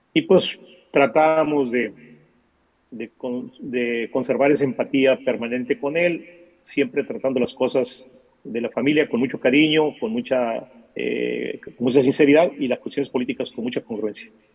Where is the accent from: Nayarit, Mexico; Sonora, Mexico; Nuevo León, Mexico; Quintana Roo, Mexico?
Sonora, Mexico; Atil; also born or lived in Mexico City; yo soy de Atil, y es una región este, pues eh, realmente cercana, aquí del norte del norte, de Sonora